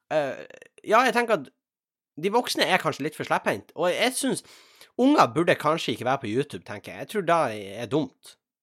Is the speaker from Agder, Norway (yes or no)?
no; Tjongsfjord, Nordland, Norway; da Rosendal-nummeret som jeg hadde hjemme i Tjongsfjord